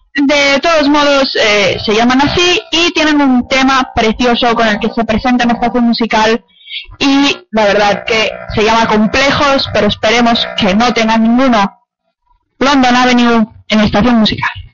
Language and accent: Spanish; Barcelona, Catalonia, Spain; también soy de Barcelona